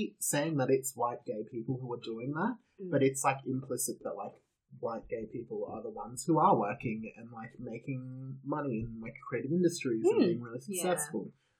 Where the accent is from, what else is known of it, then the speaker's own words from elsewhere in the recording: Australia; each essay is a different story about growing up in Australia as a gay man, because I think my experience is completely different